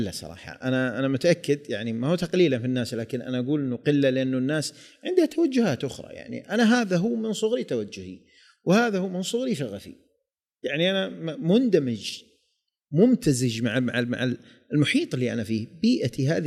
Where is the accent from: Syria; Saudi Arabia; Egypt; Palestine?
Saudi Arabia; Jeddah, Makkah Province; انه انا صح اني ولدت وعشت وترعرعت في جده ولكن كنت اروح وين ديره الديره هذه المنطقه الجنوبيه